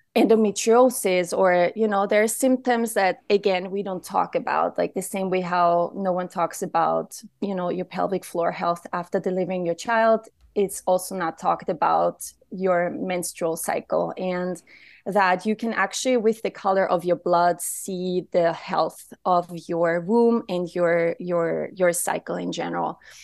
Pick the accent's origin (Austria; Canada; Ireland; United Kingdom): Austria; now in Austin, United States; I'm from Austria